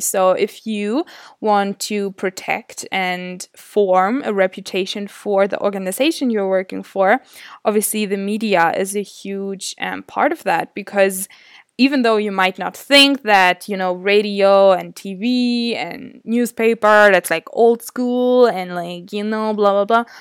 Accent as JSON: {"language": "English", "country": "Germany", "tie": "born or raised there", "said": "was born and raised in Germany, in a really small town."}